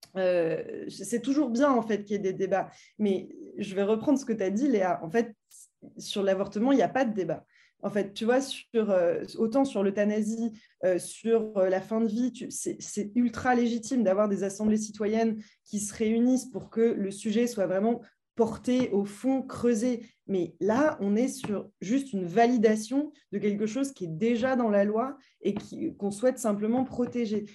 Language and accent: French; France; en tant que Français